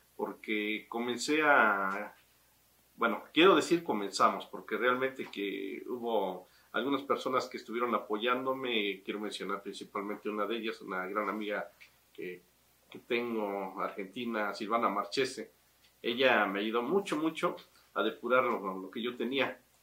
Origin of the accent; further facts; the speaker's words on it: Tasquillo, Hidalgo, Mexico; moved away; also born or lived in Mexico City; mi tierra es donde nací y donde quiero morir, es mi tierra tasquillo